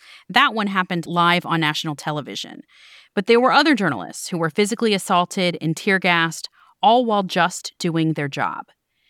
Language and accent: English; Miami, Florida, United States; I got my start in local news at my hometown paper, the Miami Herald.